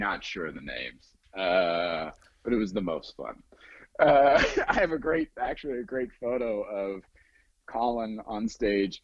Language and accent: English; Ohio, United States; now in Hollywood, United States; I grew up in Ohio, right, a little town.